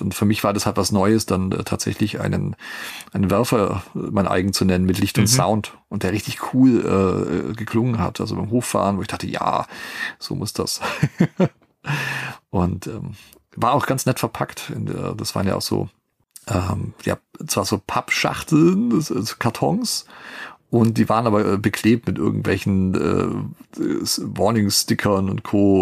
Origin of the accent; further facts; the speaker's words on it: Germany; wir als Deutsche